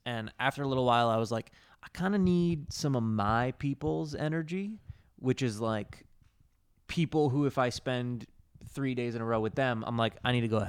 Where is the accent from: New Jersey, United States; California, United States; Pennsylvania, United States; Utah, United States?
New Jersey, United States; Like, ultimately, I'm a dude from New Jersey, grew up with brothers and played sports.